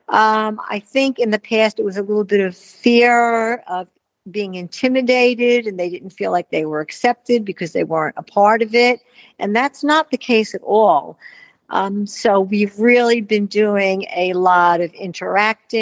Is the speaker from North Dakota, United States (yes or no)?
no; New York, United States; moved away as an adult; now in Wellington, United States; I'm a New Yorker